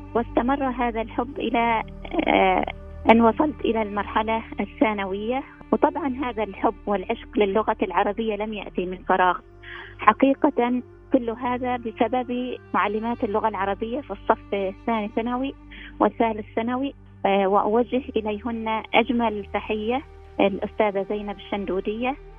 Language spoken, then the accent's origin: Arabic; Oman; أنا من سلطنة عمان